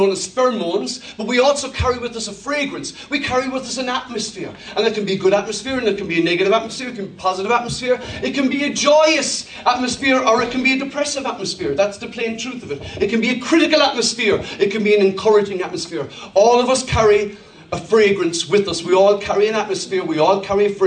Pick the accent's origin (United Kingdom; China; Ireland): Ireland; I'm not German, I'm Irish